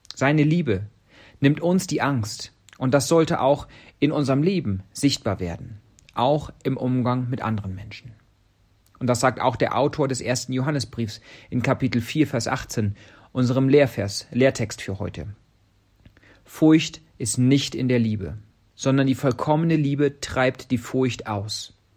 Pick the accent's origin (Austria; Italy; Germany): Germany; now in Kenya